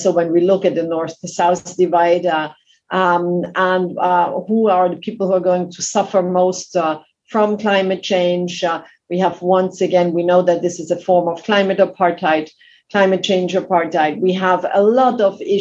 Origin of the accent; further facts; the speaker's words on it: Austria; moved away as an adult; now in France; I came to France. I'm originally from Austria.